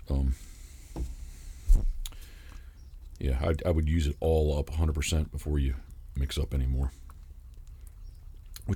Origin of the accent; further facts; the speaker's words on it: Havre de Grace, Maryland, United States; moved away as an adult; I don't currently live in the area, but I was born in Haverty Grace